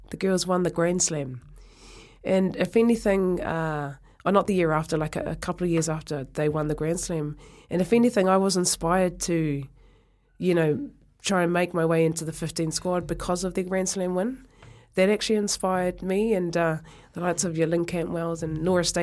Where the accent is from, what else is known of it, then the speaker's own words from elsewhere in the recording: Ireland; I'll, I'll always be proud of where I come from